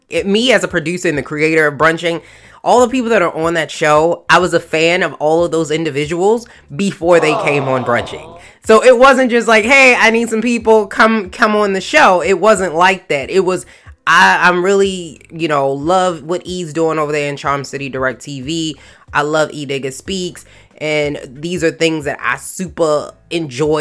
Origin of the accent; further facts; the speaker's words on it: Maryland, United States; my home state of Maryland